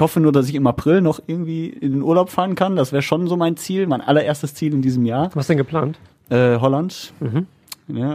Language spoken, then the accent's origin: German; Margarethenhöhe, North Rhine-Westphalia, Germany; weil es ja so meine Heimat ist